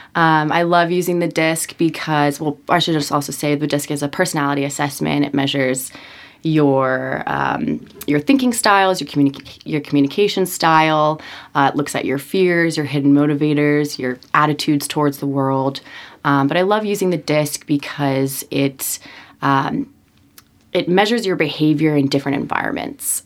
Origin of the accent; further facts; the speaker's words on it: Norwalk, Connecticut, United States; I am from Norwalk, Connecticut, uh, born in a middle class family.